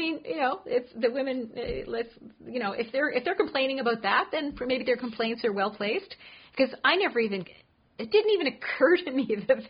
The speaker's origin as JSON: {"language": "English", "country": "Canada", "said": "being a Canadian, I'm a huge fan of Harry."}